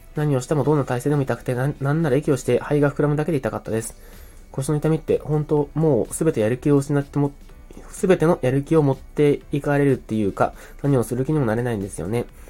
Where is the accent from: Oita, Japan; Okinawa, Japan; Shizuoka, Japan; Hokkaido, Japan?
Oita, Japan; moved away; also born or lived in Fukuoka; 福岡出身、まあ福岡出身大分県育ちの人間なので